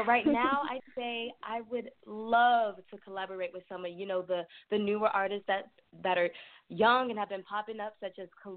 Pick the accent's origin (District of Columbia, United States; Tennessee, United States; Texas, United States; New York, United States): Texas, United States; San Antonio; I was born and raised in San Antonio, Texas